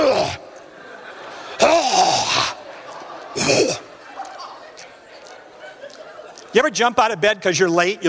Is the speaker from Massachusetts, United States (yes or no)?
yes; West Bridgewater, Massachusetts, United States; I grew up in New England, Massachusetts, grew up down in West Bridgewater